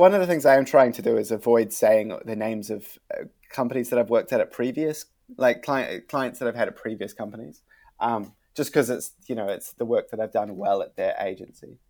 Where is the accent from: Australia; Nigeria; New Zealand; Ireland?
New Zealand; moved away; also born or lived in China / London